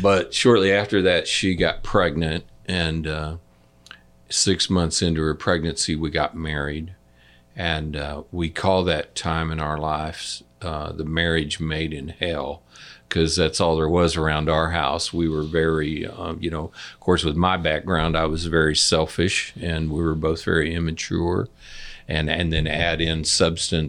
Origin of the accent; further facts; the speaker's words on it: Liberty, Missouri, United States; I grew up in Liberty